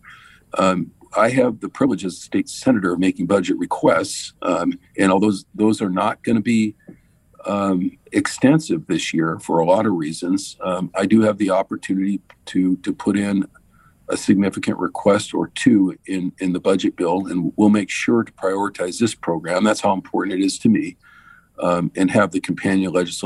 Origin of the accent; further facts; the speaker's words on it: San Jose, California, United States; I grew up in East San Jose